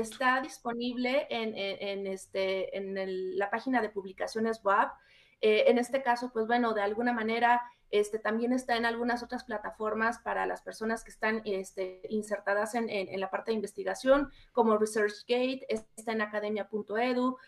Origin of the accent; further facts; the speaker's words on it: Mexico; nosotros como mexicanas y mexicanos